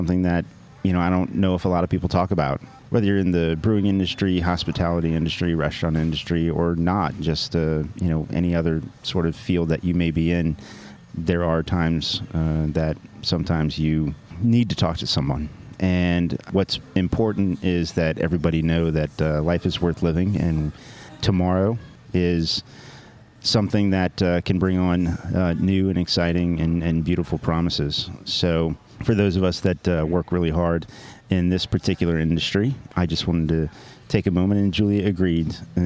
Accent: Cincinnati, Ohio, United States; Cincinnatian as an American

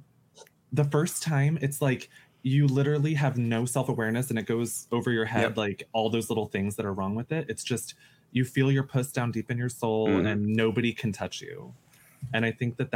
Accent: United States; I grew up effeminate in the United States

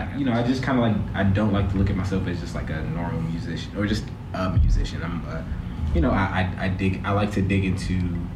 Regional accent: East St. Louis, Illinois, United States; I grew up in East St. Louis.

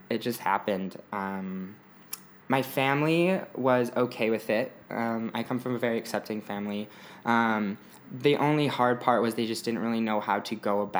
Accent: Bountiful, Utah, United States; now in Los Angeles, United States; I am from a little town 20 minutes north of Salt Lake called Bountiful, Utah. Mm-hmm. It means plentiful. So I grew up there

